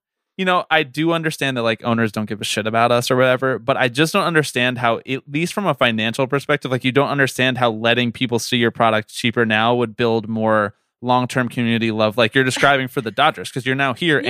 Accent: Philadelphia, Pennsylvania, United States; because I grew up in Philadelphia and then went to college in New York.

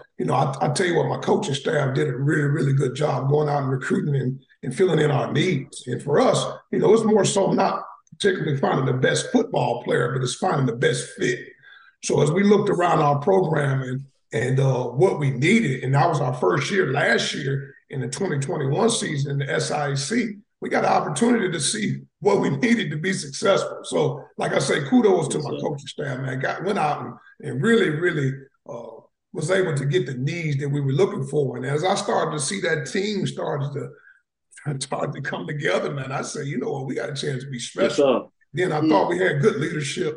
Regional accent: Cleveland, Ohio, United States; moved away; also born or lived in Atlanta, Georgia / Savannah, Georgia; I was born and raised in Cleveland, Ohio. Then I moved to Atlanta, Georgia. I ended up going to high school in Atlanta, Georgia

